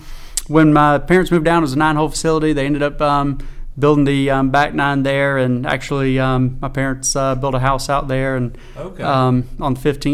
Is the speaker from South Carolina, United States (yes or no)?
yes; Lake City, South Carolina, United States; So I grew up in Lake City.